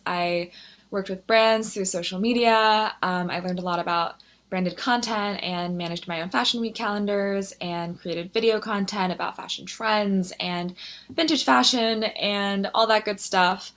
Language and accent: English; Philadelphia, Pennsylvania, United States; moved away as an adult; now in New York City, United States; I'm actually originally from Philadelphia, which is where I went to college.